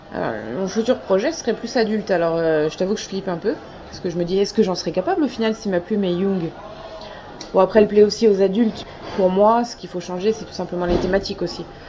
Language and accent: French; Lorraine, Grand Est, France; also born or lived in Brest